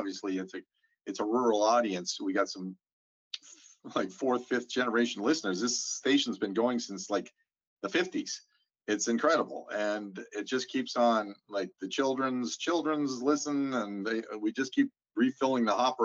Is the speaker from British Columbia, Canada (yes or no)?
no; Saskatoon, Saskatchewan, Canada; now in St. Albert, Canada; I grew up on a farm just on the cusp of Saskatoon